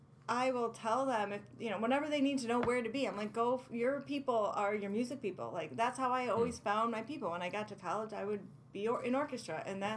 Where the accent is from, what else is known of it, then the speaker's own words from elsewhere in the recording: Syracuse, New York, United States; moved away as an adult; also born or lived in Washington State / Virginia; I was born in Syracuse.